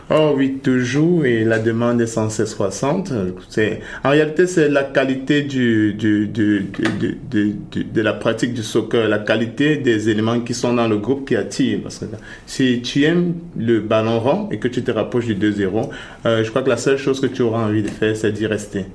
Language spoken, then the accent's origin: French; Cameroon; moved away as an adult; now in Canada; je suis du Cameroun